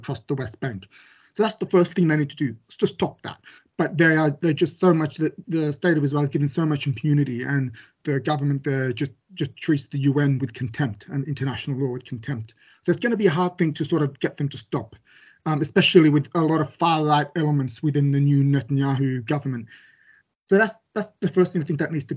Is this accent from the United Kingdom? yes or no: no; Australia; I was born in Australia